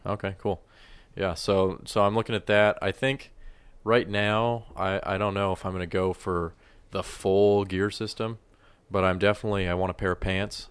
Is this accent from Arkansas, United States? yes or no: no; Colorado, United States; I grew up in Colorado